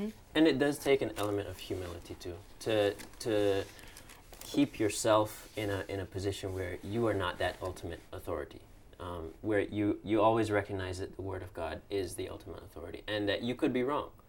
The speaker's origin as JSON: {"language": "English", "country": "Cayman Islands", "moved": "yes", "said": "I'm from the Cayman Islands, also in the Caribbean"}